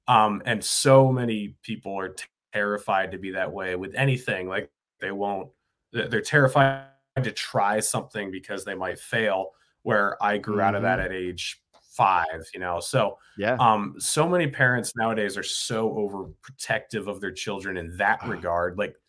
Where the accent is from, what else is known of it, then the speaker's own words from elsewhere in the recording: New Hampshire, United States; In New Hampshire.